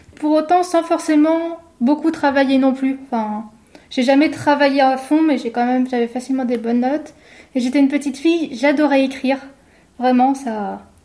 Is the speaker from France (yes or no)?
yes; Savoie, Auvergne-Rhône-Alpes, France; moved away as an adult; also born or lived in Paris / Lyon; je suis de Savoie et j'ai toujours été attachée à mes montagnes, j'ai vécu à la campagne